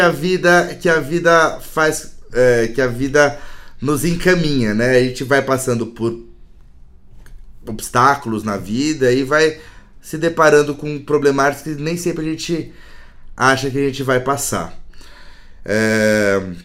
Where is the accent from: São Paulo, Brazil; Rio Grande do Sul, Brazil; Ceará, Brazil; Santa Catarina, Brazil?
São Paulo, Brazil; sou de São Paulo, né? posso dizer que nasci em uma família privilegiada aqui, né, do, do centro de São Paulo